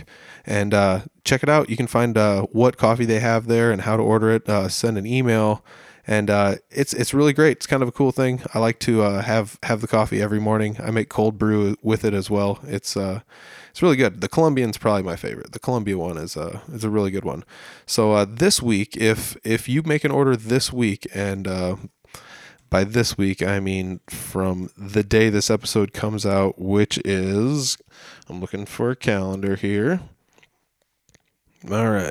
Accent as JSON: {"language": "English", "town": "Humboldt", "region": "Iowa", "country": "United States", "tie": "born or raised there", "said": "I'm from Humboldt. This is kind of where I was born and raised."}